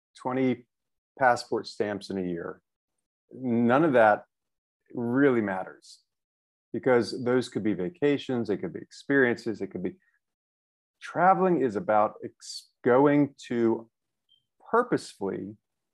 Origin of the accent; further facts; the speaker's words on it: New York City, New York, United States; moved away as an adult; now in Hanoi, Vietnam; I am from New York City, where I moved here from. I'm currently living in Hanoi, Vietnam